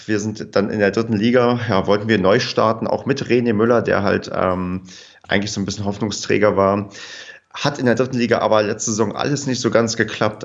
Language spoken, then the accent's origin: German; Brandenburg, Germany; moved away as an adult; also born or lived in Paderborn; Ich bin ähm, zugezogener Paderborner. Ich komme eigentlich aus Brandenburg, habe dann in Paderborn studiert